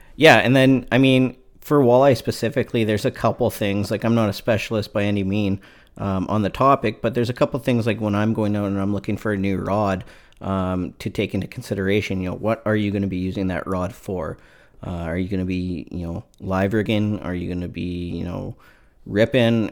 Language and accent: English; Canada; I'm from Canada